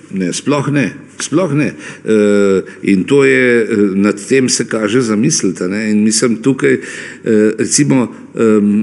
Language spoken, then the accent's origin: Slovenian; Slovenia